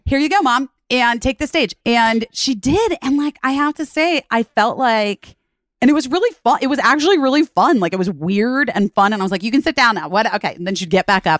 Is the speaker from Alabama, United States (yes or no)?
no; Arizona, United States; also born or lived in Chicago, Illinois; we moved to, um, Arizona for my dad's job when I was going into first grade